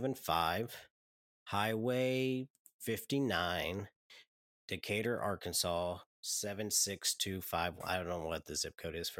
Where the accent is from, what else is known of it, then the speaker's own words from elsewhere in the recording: Saskatchewan, Canada; I'm from Saskatchewan.